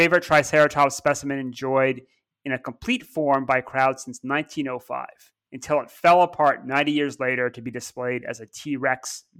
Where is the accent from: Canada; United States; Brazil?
Canada; Ontario; I guess I'm from Cottage Country near Toronto.